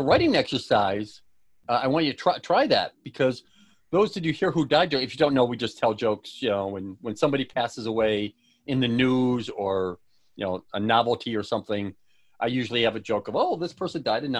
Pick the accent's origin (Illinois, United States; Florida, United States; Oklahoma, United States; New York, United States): New York, United States; Buffalo; born or raised there